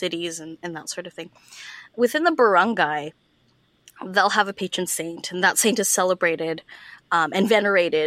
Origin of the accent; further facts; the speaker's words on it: Calgary, Alberta, Canada; moved away as an adult; now in Ontario, Canada; when I was growing up in Calgary